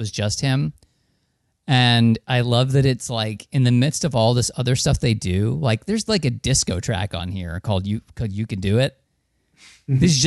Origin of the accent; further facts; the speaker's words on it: New Jersey, United States; I'm from New Jersey